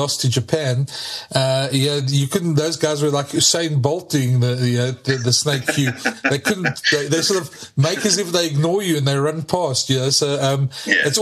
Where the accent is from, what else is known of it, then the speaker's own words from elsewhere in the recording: South Africa; as a South African